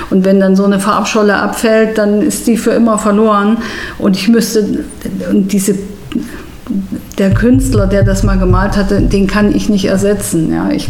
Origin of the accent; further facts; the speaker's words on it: Erfurt, Thuringia, Germany; auch in Thüringen, weil ich stamme ja aus Erfurt.